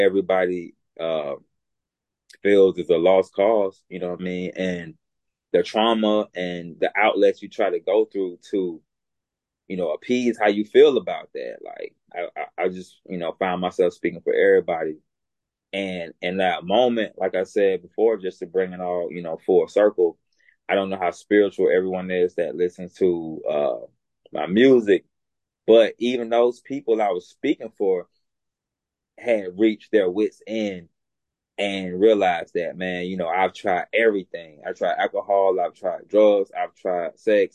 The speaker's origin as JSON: {"language": "English", "region": "Alabama", "country": "United States", "tie": "born or raised there", "accent": "Southern", "said": "growing up in Alabama, being raised by my grandmother"}